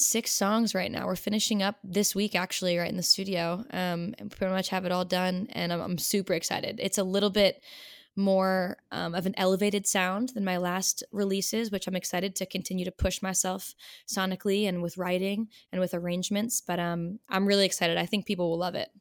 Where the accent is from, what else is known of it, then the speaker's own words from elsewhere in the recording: Rhode Island, United States; moved away as an adult; also born or lived in Delaware; now in Philadelphia, United States; I grew up in Rhode Island, actually, um, smallest state